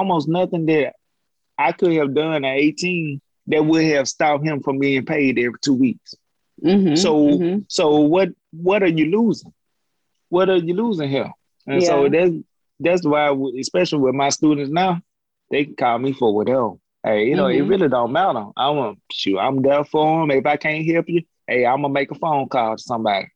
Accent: Jackson, Alabama, United States; moved away; my hometown, Jackson

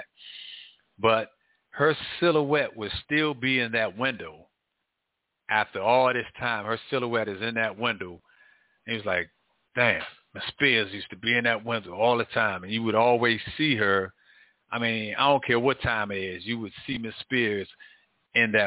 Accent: Washington, District of Columbia, United States; When I was young, growing up in Northwest, lived on U Street, Leroy Park

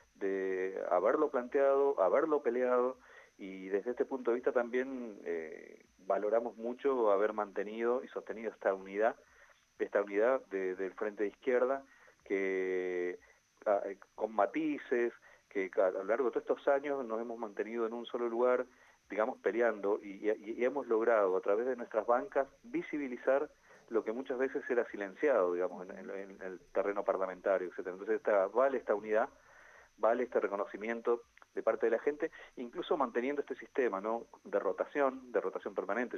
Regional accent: Centenario, Neuquén, Argentina; Yo soy nacido y criado en Centenario

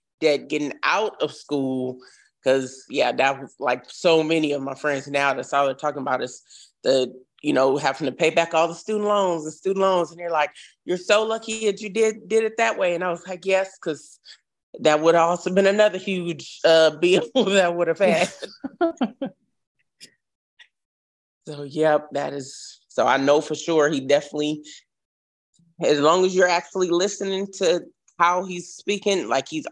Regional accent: Oakland, California, United States; moved away as an adult; now in Clarksville, United States; I'm from Oakland, California, and that's where I was originally born.

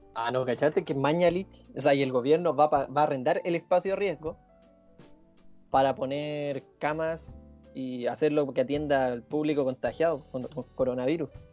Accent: Puente Alto, Santiago Metropolitan Region, Chile; somos tres hueones de Puente Alto

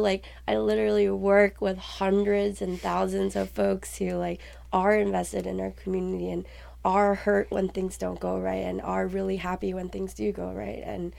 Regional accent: New York, United States; being someone who was born and raised in New York and always, you know, in a sense, like surrounded by folks who are, you know, are mostly like people of color

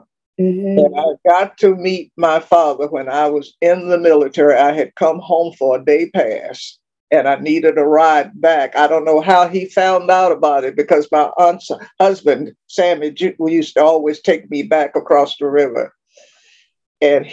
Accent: Richmond, Virginia, United States; moved away as an adult; also born or lived in South Carolina / Texas; my hometown, Richmond

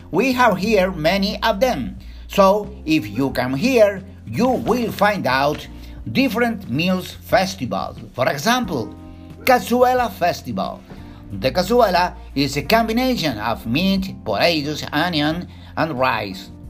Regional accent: Chile; English is a second language; I'm from Chile in South America.

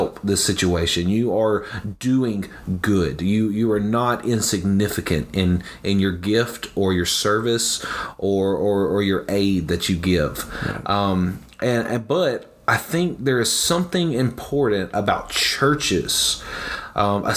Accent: the South, United States; I'm from the South, and so that means, you know, within a 1 mile radius, there's 7 churches.

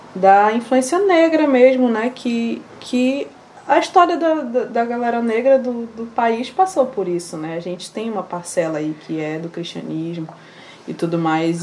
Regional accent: Manaus, Amazonas, Brazil; also born or lived in Maués / Nova Olinda do Norte; E aí eu nasci lá, só nasci lá mesmo, passei três meses, vim para Manaus. Com os meus 11 anos, minha família foi enviada para o município de Nova Olinda do Norte

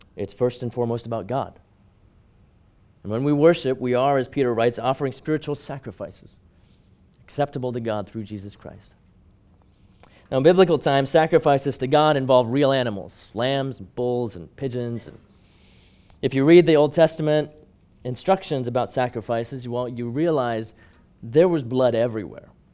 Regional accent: Hong Kong; growing up in Hong Kong

